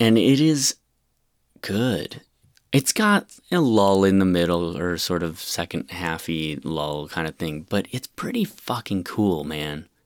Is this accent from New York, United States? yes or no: yes; Rochester, New York, United States; I'm from Rochester, New York, which is a pretty small city